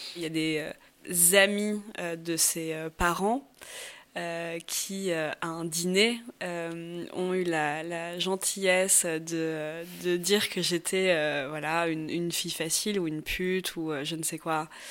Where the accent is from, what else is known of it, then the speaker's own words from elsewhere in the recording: Paris, Île-de-France, France; moved away as an adult; now in Barcelona, Spain; je suis originaire de Paris, euh, Paris 16e